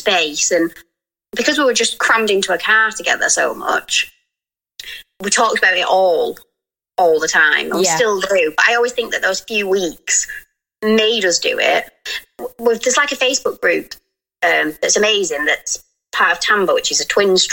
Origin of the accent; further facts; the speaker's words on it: United Kingdom; we're so British